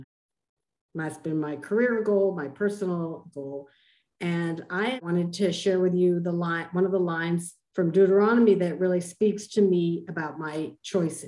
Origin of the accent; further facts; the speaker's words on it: Cambridge, Massachusetts, United States; growing up in Cambridge, Massachusetts